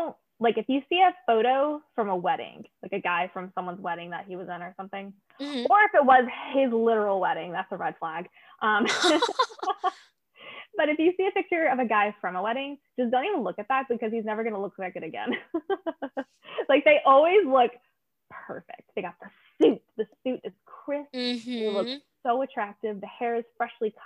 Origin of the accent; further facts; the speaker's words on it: Alabama, United States; I grew up in Alabama